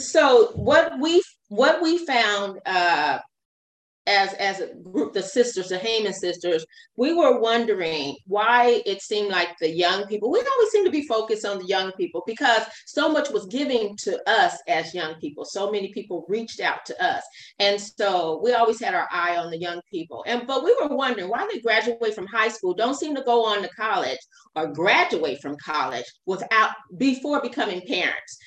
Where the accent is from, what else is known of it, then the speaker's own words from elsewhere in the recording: Fresno, California, United States; also born or lived in Long Beach, California; I was raised in Fresno, California, but I was born in uh, Long Beach, California